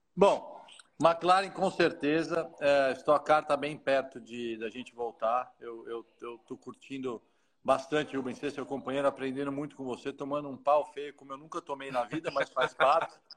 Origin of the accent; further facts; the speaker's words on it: Brazil; a gente é brasileiro